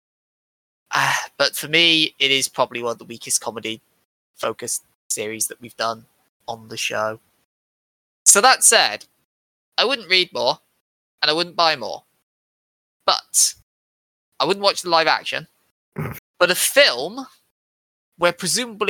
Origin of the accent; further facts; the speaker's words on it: United Kingdom; I'm British, I'm supposed to be Christian